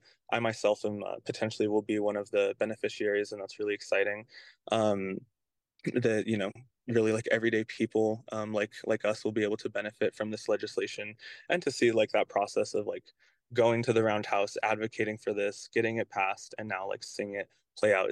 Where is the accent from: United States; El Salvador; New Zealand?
United States; Albuquerque, New Mexico; I come from Albuquerque, but that's my tribal affiliation